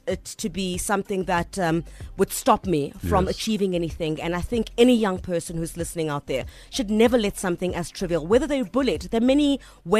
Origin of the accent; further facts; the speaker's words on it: Eastern Cape, South Africa; moved away as an adult; now in Johannesburg, South Africa; I'm from the Eastern Cape. I mean, Kudala ndifikile Joburg. I mean, like here for like, what, 13 years?